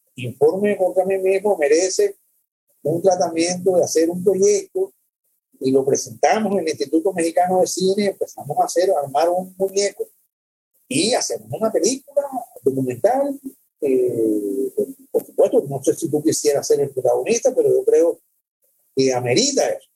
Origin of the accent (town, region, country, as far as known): Cuba; born or raised there; moved away as an adult; also born or lived in El Salvador / Czechoslovakia / Miami, United States